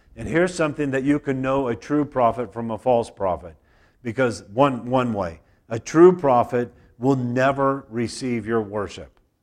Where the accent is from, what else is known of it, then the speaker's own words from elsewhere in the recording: United States; I grew up in America